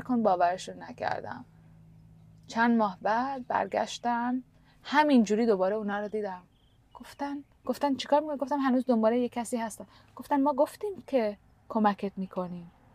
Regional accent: Canada; moved away; also born or lived in India; من تو کانادا بزرگ شدم

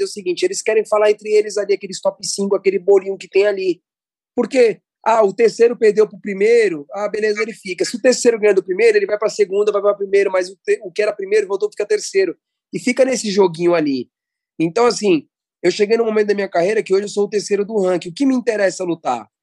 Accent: Brazil; a gente é brasileiro, já começa por aí, a gente é brasileiro

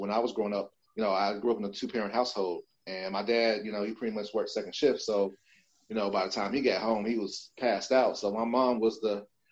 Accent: Chicago, Illinois, United States; born and raised in Chicago, parents, they're both Trinidadian, they're from the islands

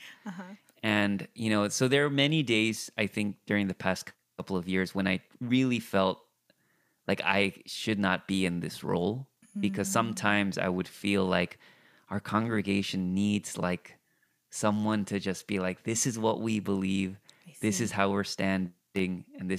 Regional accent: California, United States; I grew up in the Korean immigrant church, but again, in Orange County.

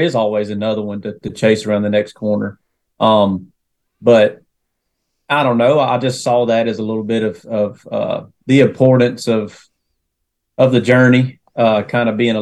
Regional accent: Northwest Georgia, United States; From Northwest Georgia, born and raised, kind of shuffled around a little bit in that area of Northwest Georgia

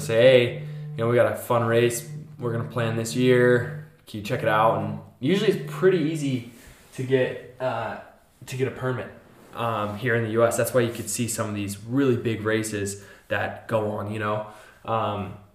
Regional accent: Gunnison, Colorado, United States; I'm from Gunnison, Colorado, where, you know, the backcountry race at our local trailhead was the shit

